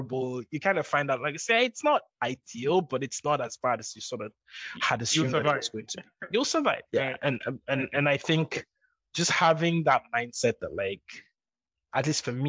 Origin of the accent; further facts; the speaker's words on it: Nigeria; moved away; also born or lived in London; I'm going back to Nigeria.